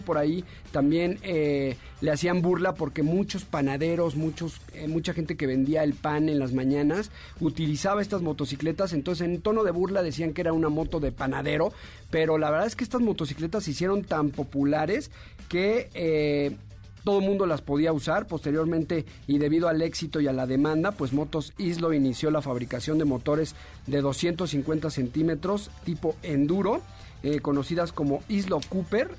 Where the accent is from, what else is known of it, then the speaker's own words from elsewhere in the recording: Mexico; como mexicanos